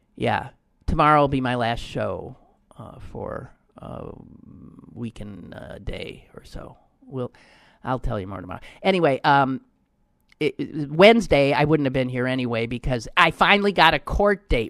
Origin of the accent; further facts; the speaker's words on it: Wisconsin, United States; also born or lived in Pittsburgh; my home state of Wisconsin